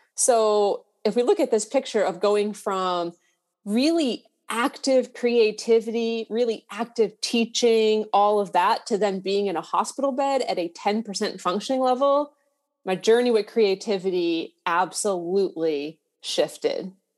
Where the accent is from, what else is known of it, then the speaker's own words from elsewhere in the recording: Massachusetts, United States; I'm from Massachusetts